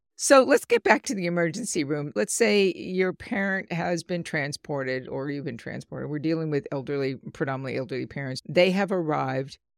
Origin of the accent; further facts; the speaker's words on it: Long Island, New York, United States; growing up as a kid, our community, where I grew up in Long Island